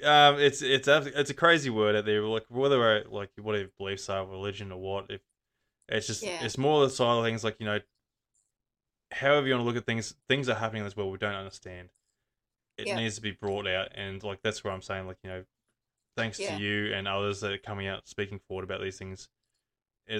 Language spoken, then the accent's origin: English; Gold Coast, Queensland, Australia; moved away; I grew up on the Gold Coast there, and like, even though I was on the outskirts of the Gold Coast, it's still the city life